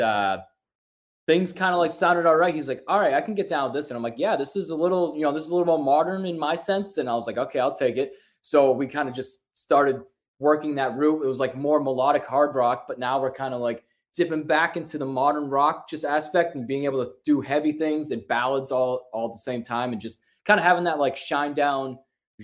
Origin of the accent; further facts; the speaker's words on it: Worcester, Massachusetts, United States; we're from Worcester, Massachusetts